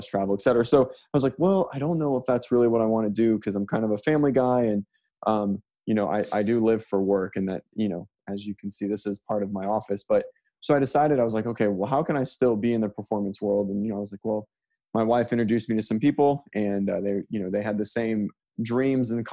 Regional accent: Orlando, Florida, United States; also born or lived in Miami, Florida; now in Pensacola, United States; I was born in Orlando, but I live in Pensacola now

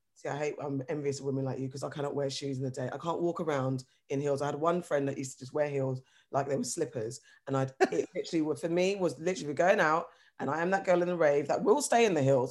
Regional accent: London, United Kingdom; I'm from London

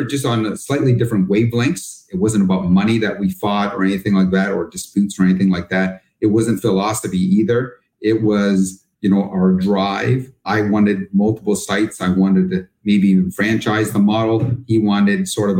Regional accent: Canada; moved away as an adult; now in United States; I'm actually originally from Canada

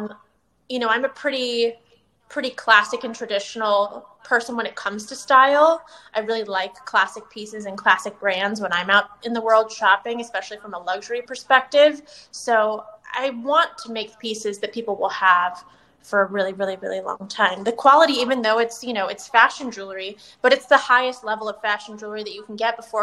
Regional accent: right outside of San Francisco, Northern California, United States; moved away as an adult; also born or lived in Los Angeles, California; now in Tampa, United States; I was born and raised in Northern California, right outside of San Francisco, and moved to LA for college and stayed there for 14 years

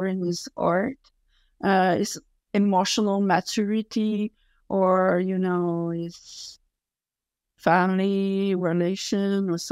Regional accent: Quebec, Canada; accent: French; English is a second language; French accent and I don't speak as fast as I would like, because English is not my main language.

